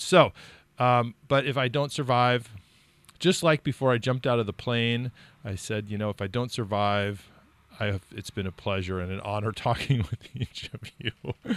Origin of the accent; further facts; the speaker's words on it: California, United States; moved away as an adult; now in New Hampshire, United States; I grew up in California